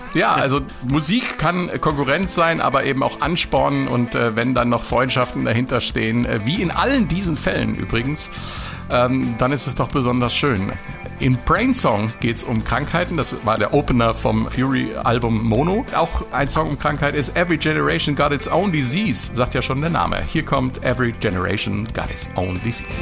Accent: Marburg, Hesse, Germany; aus meiner Heimatstadt Marburg

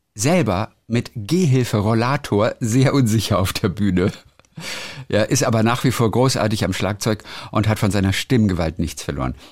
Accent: Germany; bei uns in Deutschland

